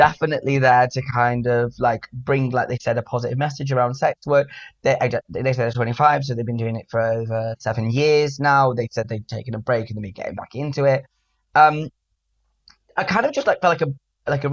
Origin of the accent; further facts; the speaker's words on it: Manchester, North West England, United Kingdom; now in London, United Kingdom; I am from Manchester